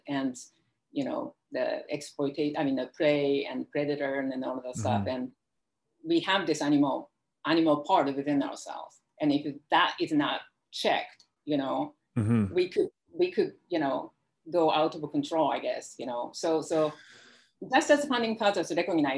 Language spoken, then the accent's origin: English; Japan; now in United States; I grew up in Japan.